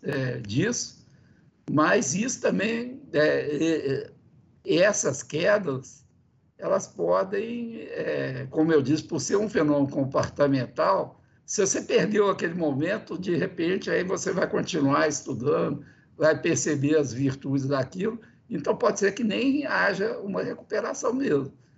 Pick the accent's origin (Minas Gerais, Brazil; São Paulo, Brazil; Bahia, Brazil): Minas Gerais, Brazil; eu que sou de Minas Gerais